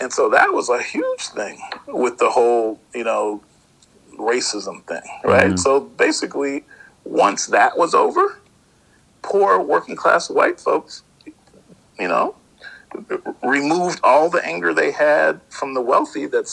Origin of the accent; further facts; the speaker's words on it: Hamilton, Ohio, United States; I was born in Hamilton, Ohio, right outside of Cincinnati